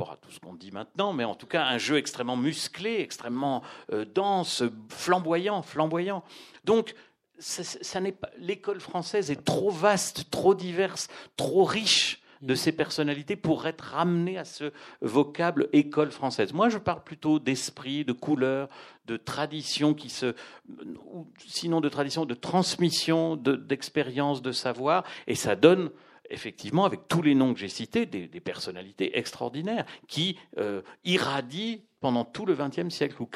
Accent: Besançon, Bourgogne-Franche-Comté, France; born or raised there

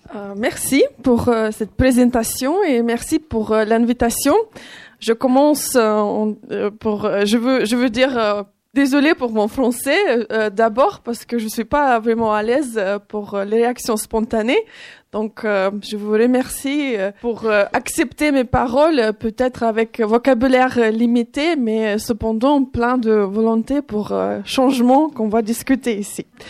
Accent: Ukraine; French is a second language; moved away as an adult; now in France; je suis née en Ukraine, dans un pays des traditions patriarcales

